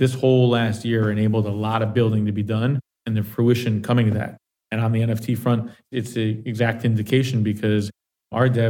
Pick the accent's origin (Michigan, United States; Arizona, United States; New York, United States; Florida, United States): Florida, United States; Miami Beach; I'm from Miami, from Miami Beach specifically